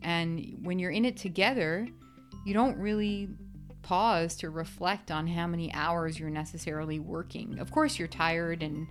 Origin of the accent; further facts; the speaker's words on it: New York City, New York, United States; now in Scottsdale, United States; I grew up in the Bronx, New York